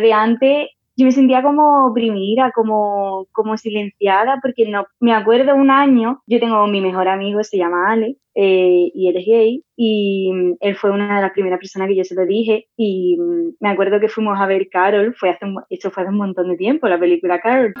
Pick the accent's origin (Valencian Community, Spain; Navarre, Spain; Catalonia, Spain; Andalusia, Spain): Andalusia, Spain; Cádiz; moved away; cuando volví para celebrar las navidades en Cádiz